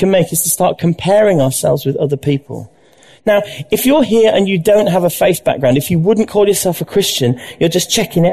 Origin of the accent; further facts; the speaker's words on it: Leeds, Yorkshire and the Humber, United Kingdom; I was brought up in Leeds